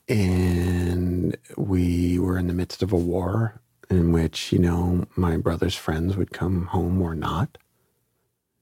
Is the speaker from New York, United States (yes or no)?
yes; New York City, New York, United States; I grew up in Flatbush, East 26th Street and Avenue D